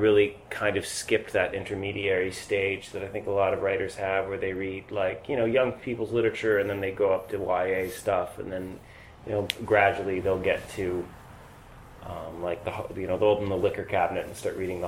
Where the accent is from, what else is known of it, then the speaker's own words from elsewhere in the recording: Michigan, United States; I'm from Michigan